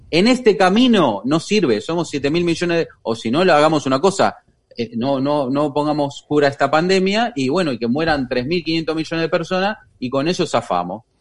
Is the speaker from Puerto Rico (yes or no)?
no; Argentina; porque ya vengo muy quemada de Argentina y no quiero saber nada de los políticos